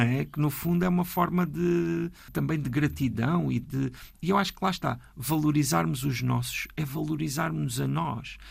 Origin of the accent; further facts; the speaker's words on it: Alentejo, Portugal; now in Paço de Arcos, Portugal; no Alentejo, a minha terra